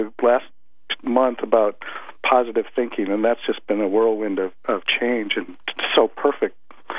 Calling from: Kirkland, Washington, United States

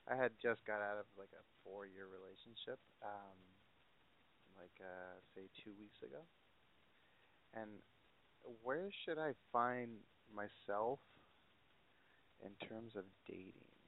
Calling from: California, United States; I'm from the Inland Empire, uh, and I'm 23, gonna be 24 in August.

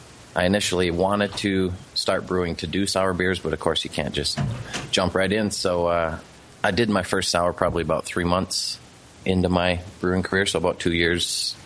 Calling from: North Dakota, United States; North Dakota.

